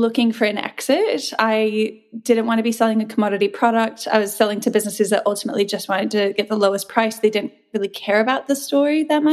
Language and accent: English; New Zealand; moved away as an adult; also born or lived in New Mexico, United States / Australia; now in Sydney, Australia; I was born in New Mexico. I was raised in New Zealand. And then I essentially came to Australia when I was 21